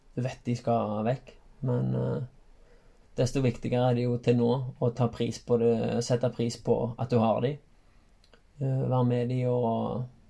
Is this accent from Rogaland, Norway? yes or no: yes; Haugaland, Rogaland, Norway; Så jeg har vokst opp i, eh, i Halland